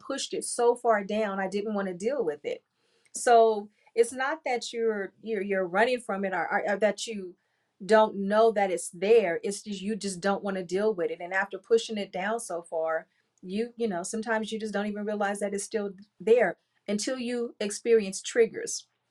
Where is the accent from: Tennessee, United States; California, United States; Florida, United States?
California, United States; Compton; I grew up in Compton